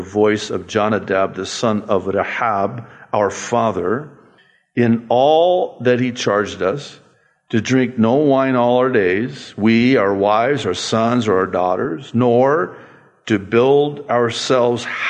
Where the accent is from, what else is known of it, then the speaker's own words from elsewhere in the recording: United States; I was given a green card, and it said on there, alien.